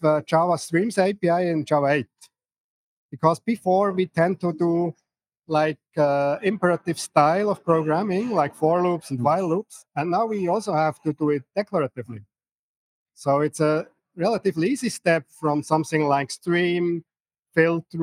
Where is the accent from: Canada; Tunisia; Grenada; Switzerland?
Switzerland; I'm from Switzerland